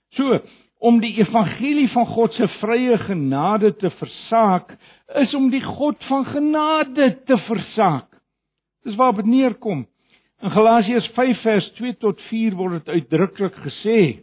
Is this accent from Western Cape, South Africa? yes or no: no; Johannesburg, Gauteng, South Africa; ek kom van Johannesburg af en daar ken ek die woord baie goed